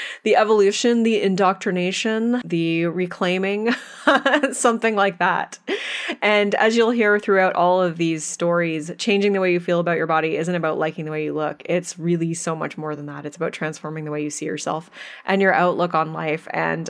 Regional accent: Canada; accent: Canadian; I am still in Canada here, holding down the fort for you. But you'll, yes, yeah, so oh, everyone will enjoy our Canadian accents.

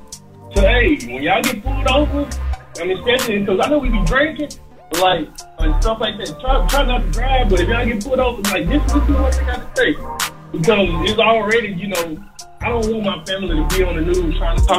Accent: Mississippi, United States; now in Houston, United States; I'm in Houston now, but I'm from Mississippi. So, you know, being in the South

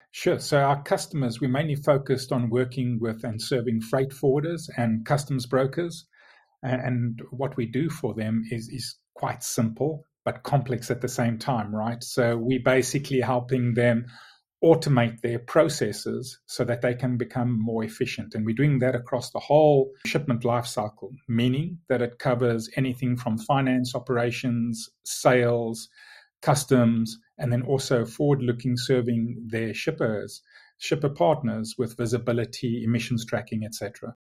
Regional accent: South Africa; moved away as an adult; now in Tunbridge Wells, United Kingdom; born and, and lived and grew up in South Africa, hence, hence the strange accent

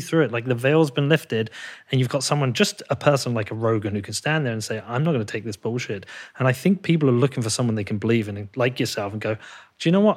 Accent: United Kingdom; moved away; I'm actually a British person

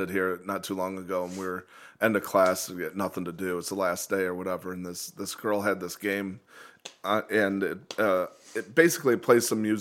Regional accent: Toledo, Ohio, United States; West Toledo. Oh, okay. All West right. Toledo, over uh, by Franklin Park, and between Monroe and uh, Monroe and Sylvania.

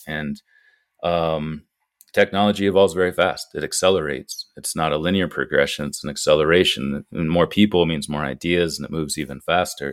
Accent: Ohio, United States; moved away as an adult; also born or lived in France; now in Butte, Montana, United States; my home state of Ohio

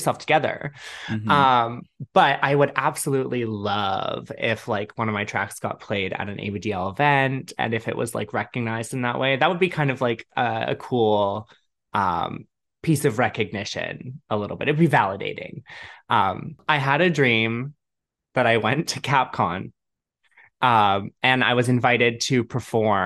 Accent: Toronto, Ontario, Canada; I'm from Canada. I'm from Toronto.

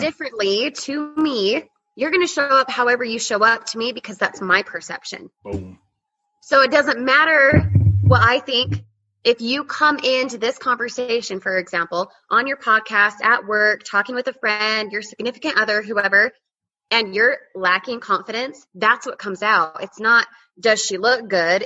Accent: Utah, United States; moved away as an adult; now in Colorado, United States; born and raised in Utah, recently moved to Colorado

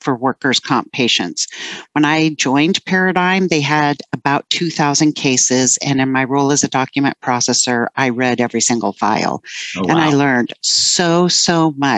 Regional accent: East Bay, San Francisco Bay Area, California, United States; also born or lived in Burbank, California / New Jersey; we moved to New Jersey for 4 years when I was still pretty young. And then we landed in the East Bay of the San Francisco Bay Area, which is what I call home

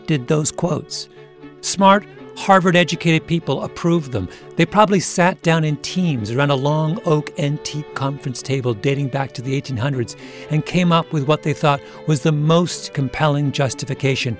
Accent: Canada; I grew up in Canada in the 1970s

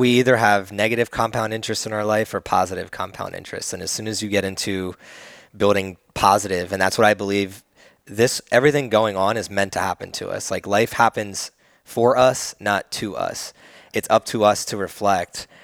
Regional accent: New Jersey, United States; now in Austin, United States; I come from the East Coast, and New Jersey is, like, way much more a, a melting pot

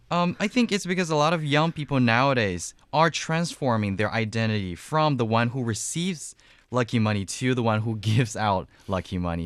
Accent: Wuxi, Jiangsu, China; moved away; my hometown in Wuxi, uh, Jiangsu province

